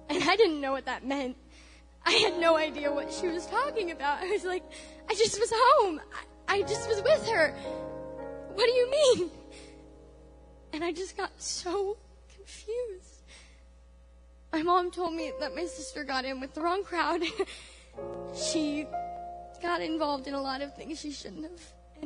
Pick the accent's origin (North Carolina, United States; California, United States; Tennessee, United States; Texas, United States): California, United States; moved away as an adult; now in Missouri, United States; I mean, I said I'm from California. Moving to Missouri was a big deal for me. I had to leave them and be on my own for a change.